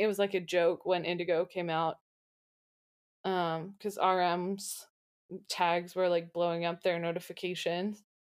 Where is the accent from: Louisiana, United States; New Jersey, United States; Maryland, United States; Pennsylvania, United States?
Pennsylvania, United States; Pittsburgh; I'm from Pittsburgh